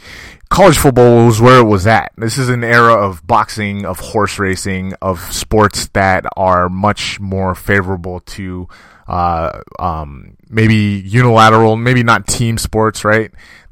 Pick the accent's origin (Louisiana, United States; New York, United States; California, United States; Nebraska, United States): California, United States; I was raised here in California, but my entire family, going back generations, was raised in Jamaica.